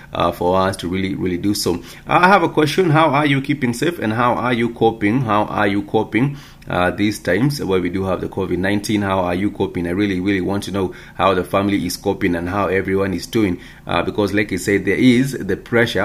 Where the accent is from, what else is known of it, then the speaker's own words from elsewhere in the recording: Kenya; our beautiful country, Kenya